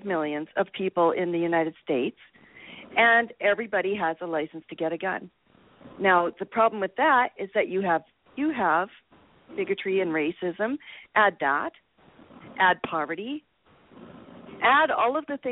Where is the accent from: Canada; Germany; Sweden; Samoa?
Canada; I grew up in Canada.